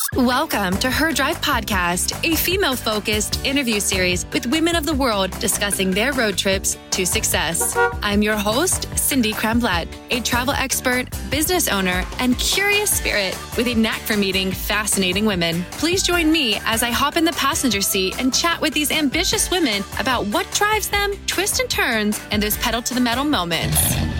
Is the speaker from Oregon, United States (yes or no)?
no; Ohio, United States; I'm from Ohio. Mm-hmm. Um, born and raised